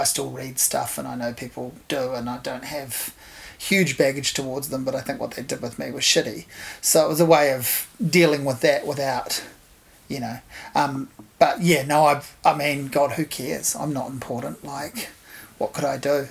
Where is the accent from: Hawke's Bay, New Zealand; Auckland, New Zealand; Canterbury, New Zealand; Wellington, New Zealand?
Hawke's Bay, New Zealand; growing up in Hawke's Bay in the 80s and 90s